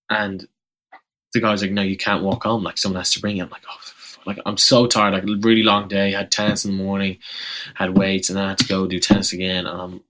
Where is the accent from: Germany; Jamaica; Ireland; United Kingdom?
Ireland; moved away as an adult; now in Memphis, United States; coming from Ireland, like, you're not, I'm not American